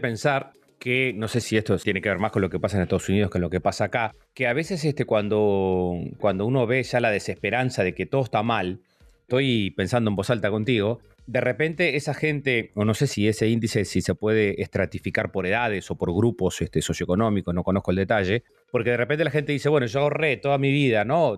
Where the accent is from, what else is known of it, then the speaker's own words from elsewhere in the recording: Lascano, Rocha, Uruguay; yo me crié en Las Cano